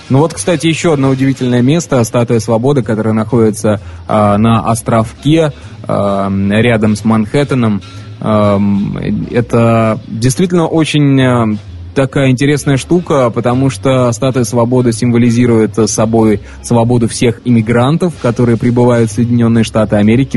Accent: Saint Petersburg, Russia; moved away; also born or lived in Voronezh; родом-то я из Санкт-Петербурга, вот, но а, свои, свои лучшие, так скажем, годы а, обучения я провел в городе Воронеже

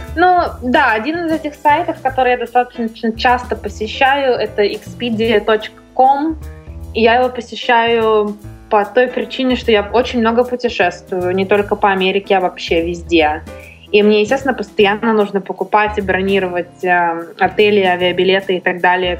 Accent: Russia; moved away as an adult; now in Los Angeles, United States; я сказала, из России

